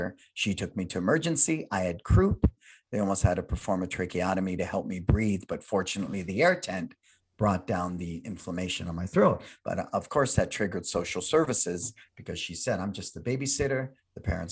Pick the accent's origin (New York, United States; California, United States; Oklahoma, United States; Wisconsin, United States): California, United States; San Francisco; I was born and raised in San Francisco